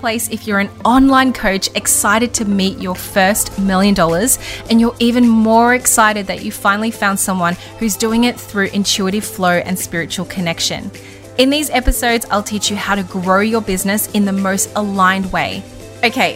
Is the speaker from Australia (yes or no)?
yes; Melbourne, Victoria, Australia; moved away; my hometown, Melbourne